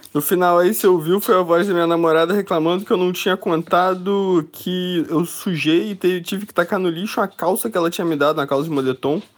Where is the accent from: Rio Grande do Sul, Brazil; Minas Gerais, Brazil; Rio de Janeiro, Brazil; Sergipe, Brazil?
Rio de Janeiro, Brazil; Niterói; now in São Paulo, Brazil; eu sou de Niterói, fui morar em São Paulo.